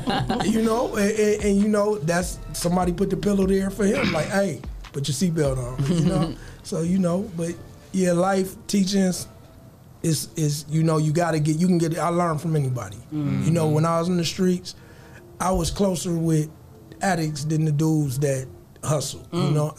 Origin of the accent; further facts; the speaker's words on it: Toledo, Ohio, United States; So, you know, I'm coming from Toledo where they hold the money to their ear and spread it out.